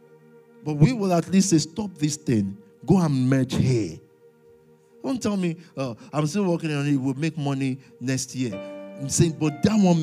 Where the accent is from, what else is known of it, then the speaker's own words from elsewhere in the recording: London, United Kingdom; I'm a Londoner to the core